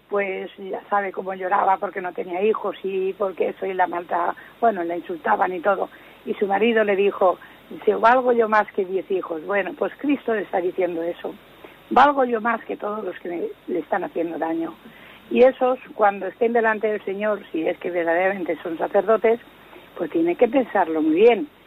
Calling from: Zaragoza, Aragon, Spain; de Zaragoza.

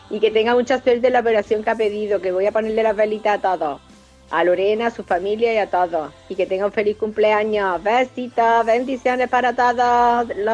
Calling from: Barcelona, Catalonia, Spain; Quería que … soy de Barcelona

